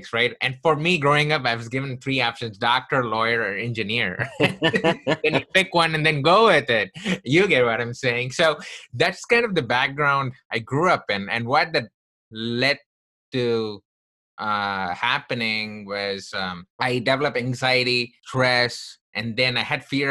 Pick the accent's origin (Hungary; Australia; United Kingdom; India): India; Chennai, Tamil Nadu; also born or lived in Texas; now in United States; I grew up in the southern part of India from a place called Chennai.